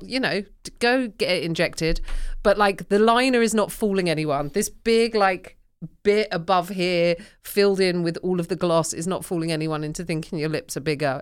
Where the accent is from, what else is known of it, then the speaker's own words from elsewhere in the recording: United Kingdom; my Britishness